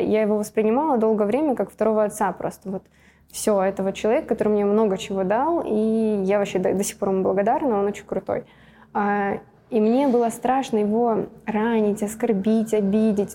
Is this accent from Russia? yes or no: yes; Russia; родилась в России